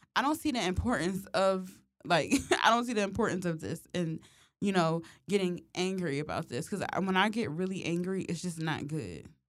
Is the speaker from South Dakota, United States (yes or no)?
no; Philadelphia, Pennsylvania, United States; growing up in Philly